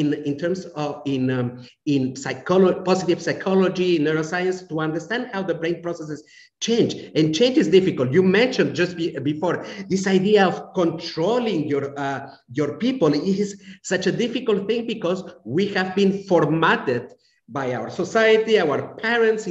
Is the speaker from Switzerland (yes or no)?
yes; Romandy, Switzerland; moved away; I grew up in a country that is very similar to your country, Angelique. Switzerland is very similar in terms of approach, even mentality.